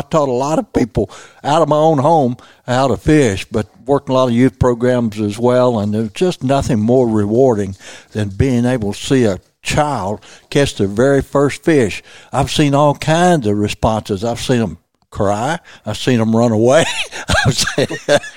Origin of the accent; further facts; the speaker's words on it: Missouri Bootheel, United States; I was raised in the Missouri Boot Hill